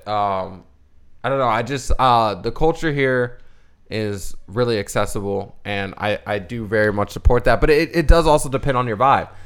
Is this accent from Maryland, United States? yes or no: yes; Bowie, Maryland, United States; accent: slight Southern twang; moved away as an adult; now in Southern California, United States; we grew up in Bowie, Maryland, too